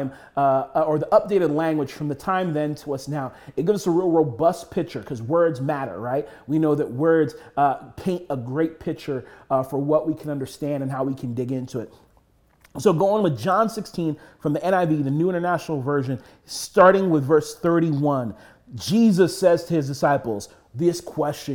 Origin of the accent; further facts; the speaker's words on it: United States; we as American Christians